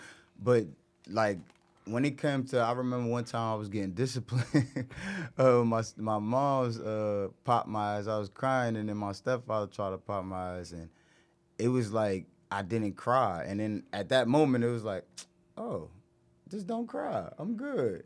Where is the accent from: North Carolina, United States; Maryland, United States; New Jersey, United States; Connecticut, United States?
New Jersey, United States; Irvington; I'm from Irvington